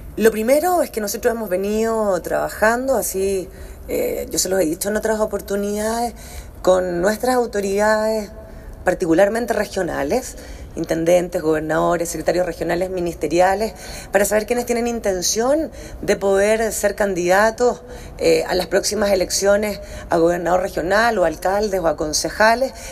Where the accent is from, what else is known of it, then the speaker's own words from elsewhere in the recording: Chile; como chilenos